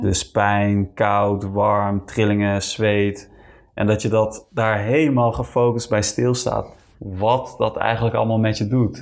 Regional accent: Netherlands; moved away as an adult; ik ga eind april ga ik terug naar Nederland. Ja, ik mis mijn familie gewoon

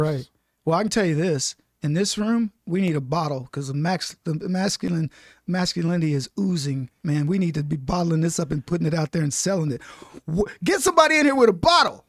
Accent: Brady, Texas, United States; also born or lived in Dallas, Texas; twenty-five thousand acre cattle ranch in Brady, Texas is where I grew up

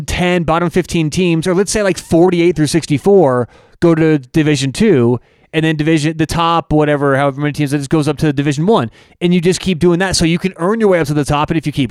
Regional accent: Colorado, United States; I grew up in Colorado and I love CU.

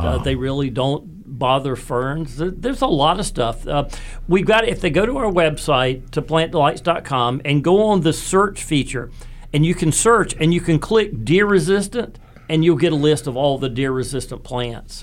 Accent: Raleigh, North Carolina, United States; growing up in West Raleigh

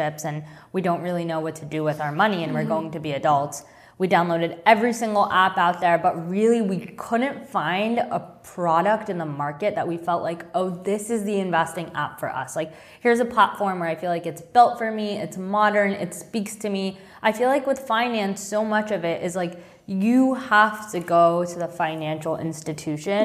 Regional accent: Long Island, New York, United States; I grew up on Long Island

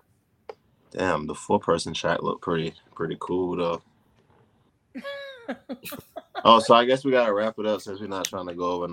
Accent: Durham, North Carolina, United States; now in Washington, D.C., United States; I'm from North Carolina. I'm from Durham, from Bull City

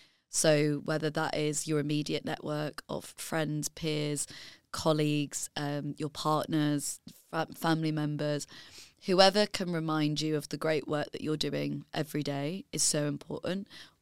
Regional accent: Leeds, Yorkshire and the Humber, United Kingdom; because I'm from Leeds and my family are from finance and I had no contacts given to me.

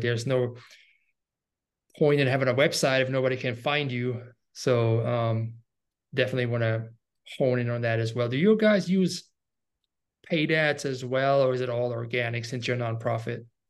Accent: Germany; I'm from Germany

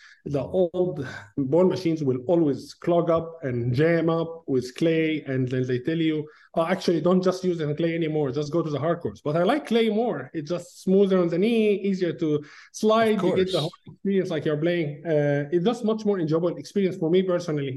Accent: Egypt; moved away as an adult; now in Auburn, United States; when I was a kid, back in Egypt. I'm originally from Egypt.

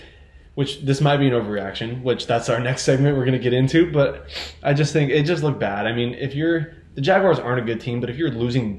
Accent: Las Vegas, Nevada, United States; we're both from Vegas

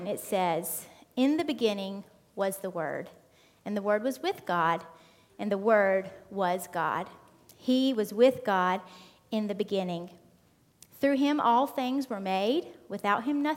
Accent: United States; moved away as an adult; now in England; I'm not from around here. I'm from America

